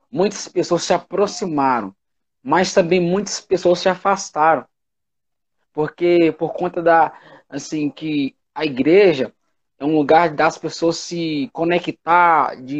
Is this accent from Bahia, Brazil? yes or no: yes; Itapetinga, Bahia, Brazil; moved away as an adult; Eu sou, eu sou da Bahia, né? Aí eu vim morar em Minas. De Itapetininga, né? Itapetinga. Itapetinga. Aí eu saí da minha cidade e vim morar em Minas, né?